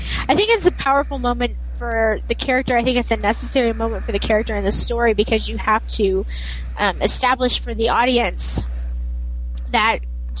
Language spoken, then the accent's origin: English; Kansas, United States; I'm from Kansas, I can't say Hallows.